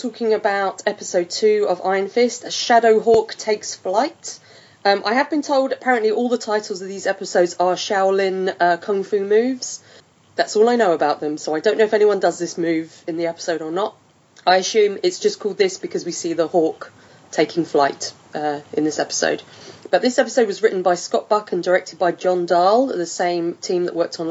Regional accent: England, United Kingdom; we are both English

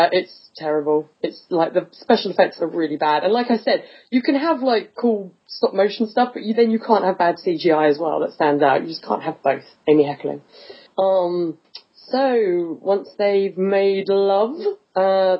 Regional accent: England, United Kingdom; I'm English

